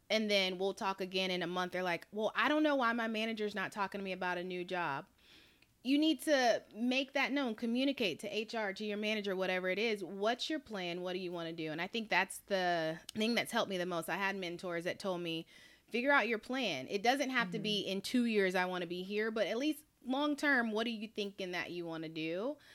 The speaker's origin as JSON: {"language": "English", "town": "Charlotte", "region": "North Carolina", "country": "United States", "tie": "born or raised there", "moved": "yes", "said": "I'm from Charlotte, North Carolina"}